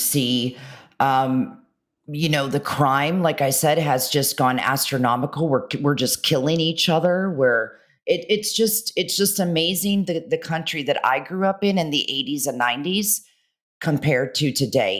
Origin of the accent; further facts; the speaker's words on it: United States; I'm still American. I love America. What the America that I grew up in, not now